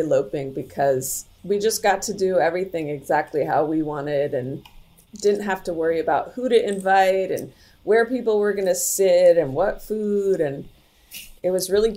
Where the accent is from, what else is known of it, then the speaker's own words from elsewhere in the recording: Bay Area, California, United States; moved away; also born or lived in New York; we both lived in New York and we grew up in the Bay Area